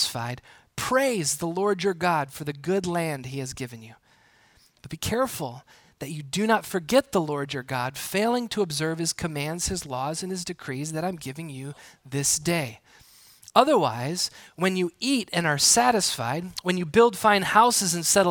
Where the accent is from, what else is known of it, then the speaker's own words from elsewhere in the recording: Milwaukee, Wisconsin, United States; Growing up in southeastern Wisconsin, the Milwaukee area